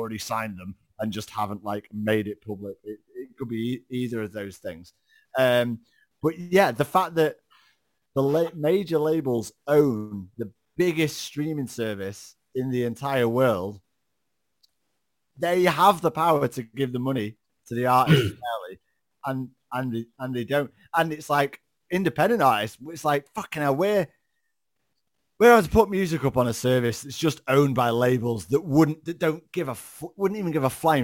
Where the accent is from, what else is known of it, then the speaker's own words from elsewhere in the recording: Macclesfield, North West England, United Kingdom; my hometown of Macclesfield.